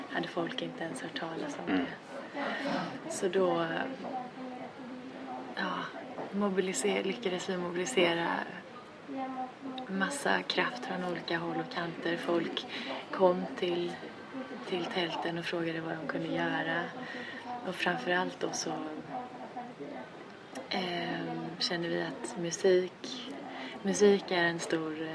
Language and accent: Swedish; Gothenburg, Västra Götaland, Sweden; jag är från Göteborg själv